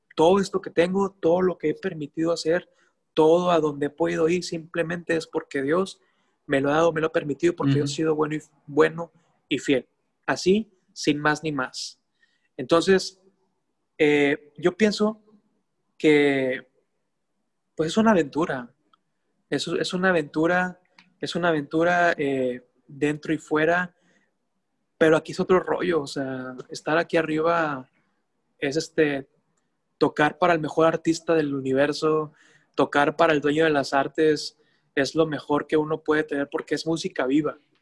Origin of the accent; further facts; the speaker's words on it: Mexico; mi vida, mi tierra, mi esencia